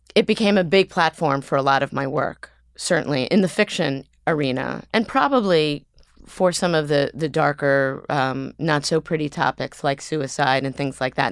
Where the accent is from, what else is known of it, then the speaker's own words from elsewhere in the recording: New York City, New York, United States; also born or lived in Los Angeles; I grew up here on the Upper East Side